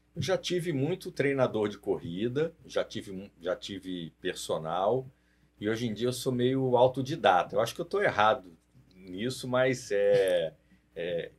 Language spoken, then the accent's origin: Portuguese; Resende, Rio de Janeiro, Brazil; eu nasci em Resende